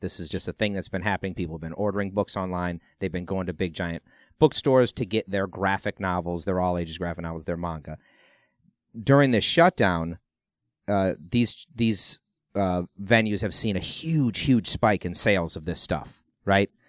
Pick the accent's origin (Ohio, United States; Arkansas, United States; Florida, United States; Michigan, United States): Ohio, United States; I grew up in Ohio